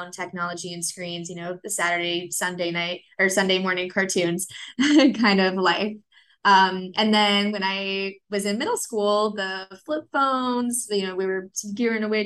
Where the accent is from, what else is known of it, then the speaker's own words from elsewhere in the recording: Orlando, Florida, United States; also born or lived in Miami, Florida; growing up in Miami, and then I moved to Orlando when I was 8